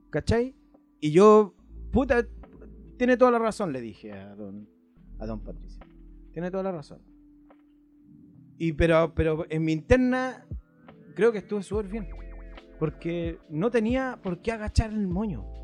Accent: Argentina; No, porque soy un argentino, me creo boludo.

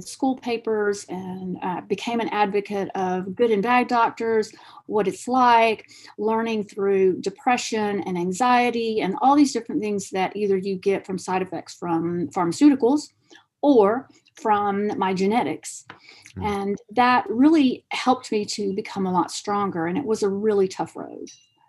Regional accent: Argentina; And being a dual citizen, I'm from Argentina also, I knew about plants and herbs and natural because of my grandmother

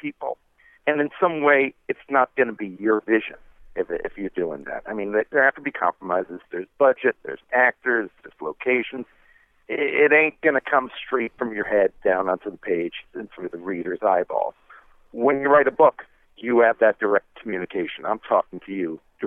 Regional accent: New York City, New York, United States; I'm from New York City, and I grew up in the 1970s

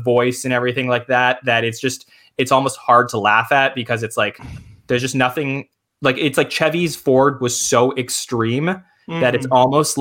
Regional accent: Canada; I'm Canadian

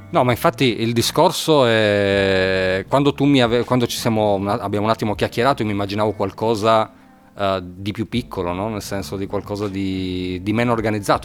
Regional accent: Turin, Piedmont, Italy; io poi sono torinese

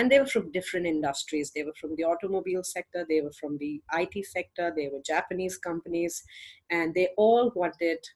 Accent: India; I'm from India, and I'm a single mom, and I live here with my parents

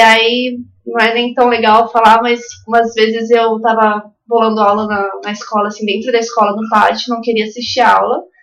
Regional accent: Santos, São Paulo, Brazil; also born or lived in São Sebastião, São Paulo / São Mateus, Espírito Santo; nascida, né, natural de São Sebastião, de São Paulo, mas eu cresci boa parte da primeira infância, até os 9 anos, em São, em São Mateus, no Espírito Santo, e aí o restante foi em Santos, São Vicente, ali no litoral de São Paulo

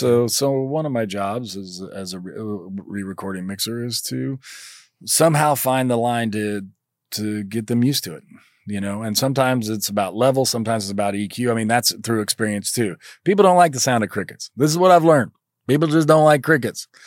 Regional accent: Kentucky, United States; moved away as an adult; I'm from Kentucky

